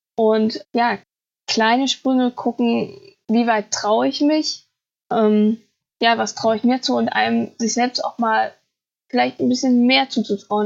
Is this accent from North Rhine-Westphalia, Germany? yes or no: no; Thuringia, Germany; ich komme aus Thüringen, ich wohne auch immer noch in Thüringen